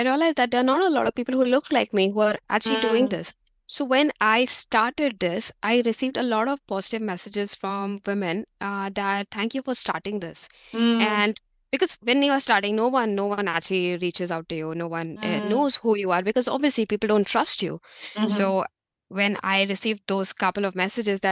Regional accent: India; moved away as an adult; now in New Zealand; being an Indian

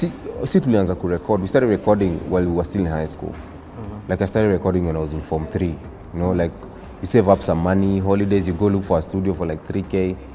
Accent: Nairobi, Kenya; Where I'm from, I grew up in a place called Riruta Satellite.

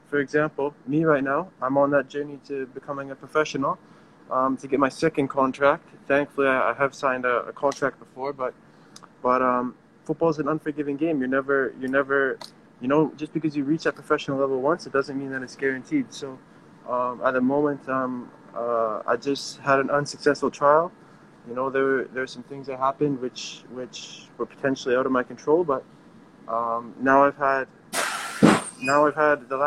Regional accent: Canada; I grew up in Canada

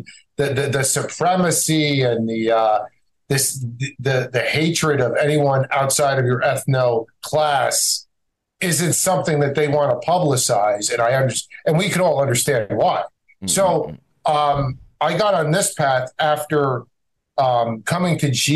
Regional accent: New Jersey, United States; also born or lived in Egypt; And I grew up in North Jersey in the shadow of the George Washington Bridge outside of New York City

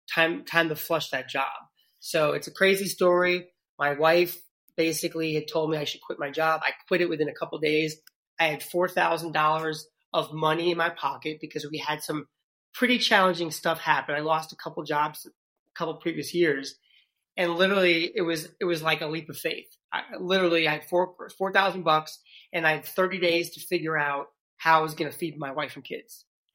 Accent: New York City, New York, United States; accent: New York City; I'm originally from New York City, so I lost my New York City accent a long time ago

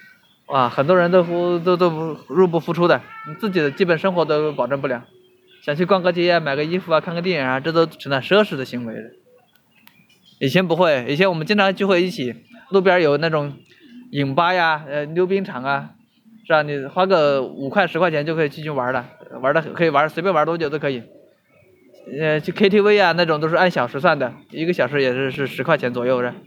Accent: Hubei, China; now in Shenzhen, China; 我老家湖北的，一直没有出来，

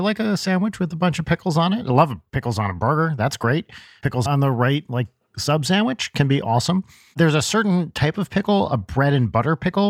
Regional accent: New Jersey, United States; No, I grew up in New Jersey

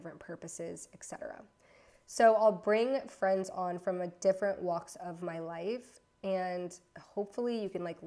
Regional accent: Florida, United States; moved away as an adult; also born or lived in Virginia / Louisiana / Atlanta / Los Angeles; now in London, United Kingdom; I was raised in Florida

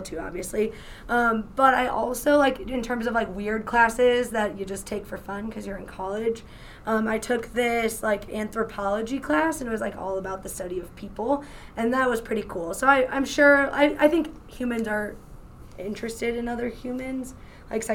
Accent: Chicago, Illinois, United States; I was raised right in Chicago

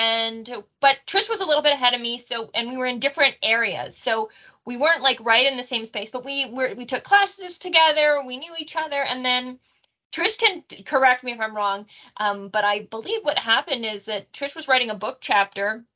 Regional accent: Canada; also born or lived in Australia / Israel / New Zealand; I'm a Canadian through and through

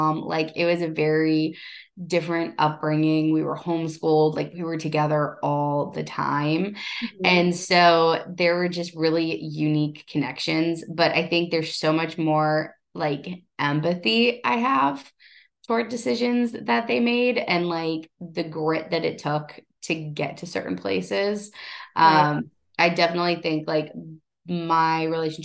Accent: Ohio, United States; I come from Ohio

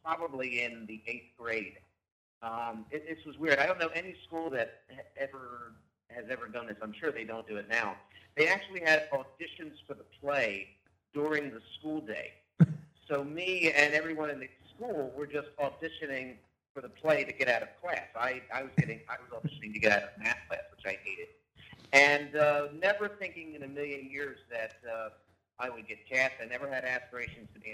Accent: Wilmington, Delaware, United States; also born or lived in Philadelphia, Pennsylvania; I did the majority of my growing up in Wilmington, Delaware

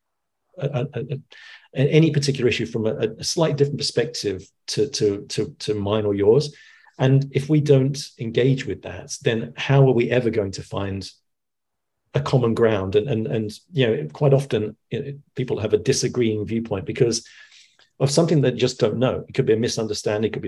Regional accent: London, United Kingdom; growing up in the 70s in you know, I'm originally from East London, and I went to school in Walthamstow

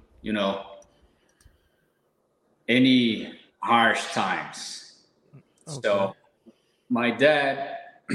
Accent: São Paulo, Brazil; English is a second language; moved away as an adult; now in Portugal; I'm from Brazil, São Paulo, big city.

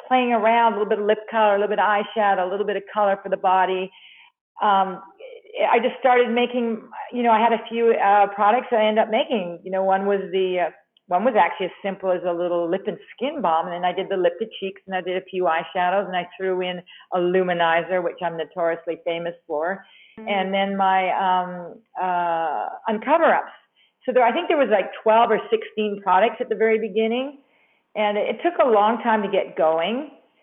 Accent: Canada; moved away; also born or lived in New York; I'm originally from Canada, but I was working in New York

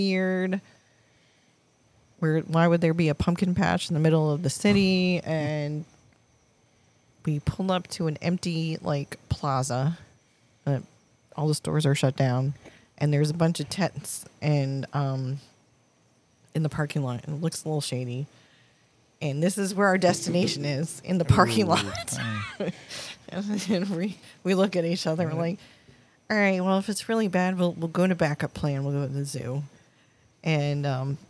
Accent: Massachusetts, United States; also born or lived in Michigan; now in St. Petersburg, United States; growing up in Massachusetts

